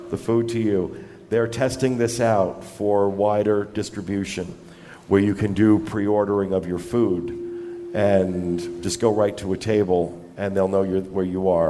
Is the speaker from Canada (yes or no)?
yes; Halifax, Nova Scotia, Canada; I'm from Halifax.